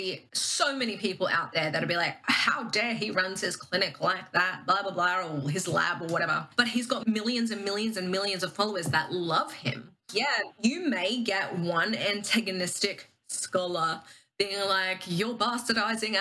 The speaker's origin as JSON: {"language": "English", "region": "Queensland", "country": "Australia", "said": "I live in Queensland. I always compare Melbourne sort of like Australia's like New York-esque vibes. Queensland is like California, maybe on a good day, Florida on a not so good day. I'm from Queensland."}